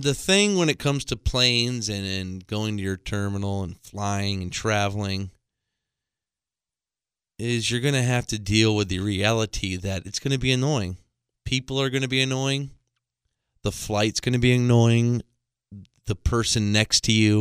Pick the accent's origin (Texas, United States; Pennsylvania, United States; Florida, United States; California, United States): Florida, United States; Tampa; I'm from Tampa